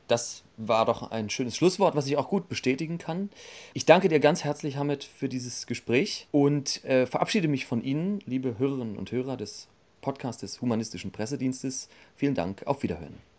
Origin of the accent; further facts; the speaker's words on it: Berlin, Germany; nach Berlin ziehst. Das ist ja auch meine Heimatstadt.